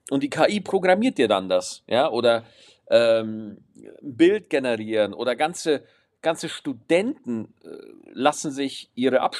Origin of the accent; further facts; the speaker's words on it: Aschaffenburg, Bavaria, Germany; Ich bin aus Aschaffenburg, das hatte ich auch noch diese Woche, bin ich zurückgefahren